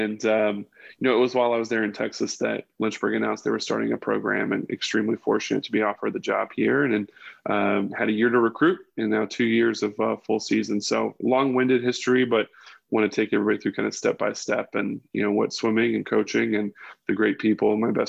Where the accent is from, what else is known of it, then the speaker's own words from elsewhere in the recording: Bridgetown, Saint Michael, Barbados; also born or lived in Northern Virginia, United States / Mexico City, Mexico; I was born in Northern Virginia, but at 3 years old, my father worked at the State Department. We moved to Mexico City. After that, moved to Barbados. I lived in Bridgetown, Barbados when I was 7 and 8 years old.